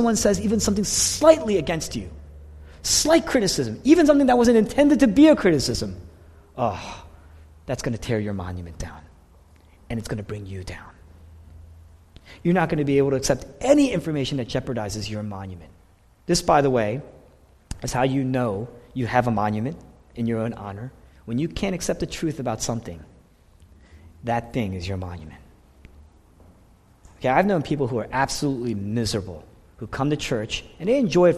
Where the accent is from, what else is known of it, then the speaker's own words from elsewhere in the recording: Fort Washington, United States; also born or lived in Boston; I grew up in this area. I grew up in Fort Washington, that area.